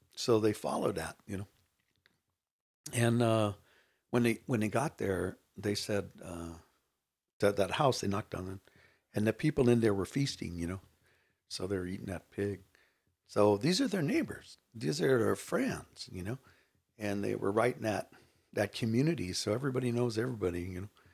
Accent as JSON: {"language": "English", "town": "Rubidoux", "region": "California", "country": "United States", "tie": "born or raised there", "said": "I grew up in Rubidoux, California"}